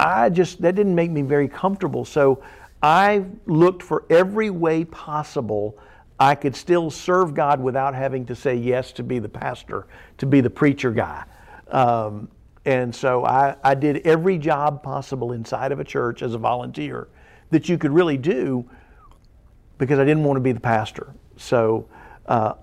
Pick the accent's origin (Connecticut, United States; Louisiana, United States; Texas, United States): Louisiana, United States; South; now in Missouri, United States; as a young teenager growing up in South Louisiana